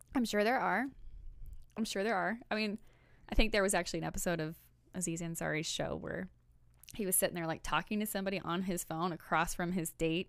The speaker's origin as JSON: {"language": "English", "town": "Belton", "region": "Missouri", "country": "United States", "said": "I'm from Belton"}